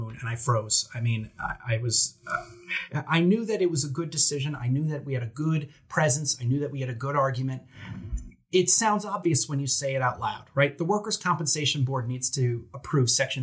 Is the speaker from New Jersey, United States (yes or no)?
yes; New Jersey, United States; accent: Jersey; my Jersey accent